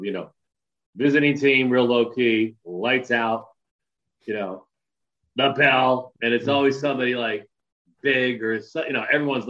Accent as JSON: {"language": "English", "town": "Philadelphia", "region": "Pennsylvania", "country": "United States", "tie": "born or raised there", "also_born_or_lived": "North Tonawanda, New York", "said": "I was born in Buffalo, New York, a place called North Tonawanda, right outside of Buffalo. Till I was about in second grade and then moved to Philadelphia."}